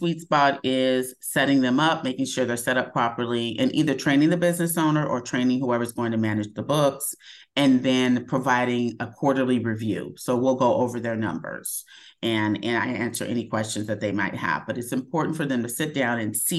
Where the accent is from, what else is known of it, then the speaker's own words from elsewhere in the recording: Dallas, Texas, United States; moved away as an adult; also born or lived in Los Angeles; I'm from Dallas, Texas.